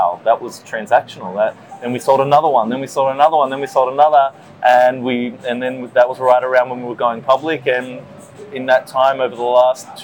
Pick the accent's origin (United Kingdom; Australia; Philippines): Australia; just south of Sydney, New South Wales; moved away as an adult; also born or lived in New York, United States; now in North America; So I grew up in Australia, just south of Sydney